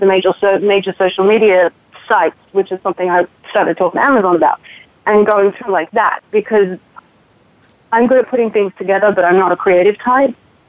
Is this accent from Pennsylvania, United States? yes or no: no; San Diego, California, United States; I was born and raised in San Diego